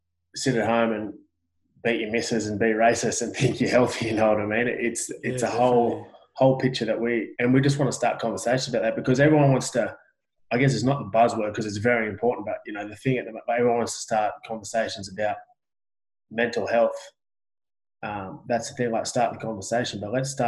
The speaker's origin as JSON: {"language": "English", "country": "Australia", "said": "I'm Australian."}